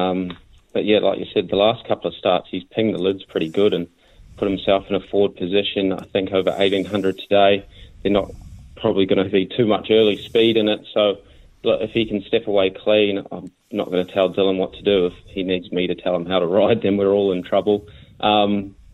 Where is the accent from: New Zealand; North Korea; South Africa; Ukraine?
New Zealand; moved away as an adult; now in Australia; I grew up in New Zealand